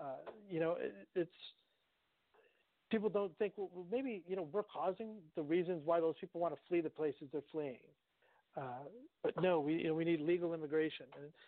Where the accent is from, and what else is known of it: United States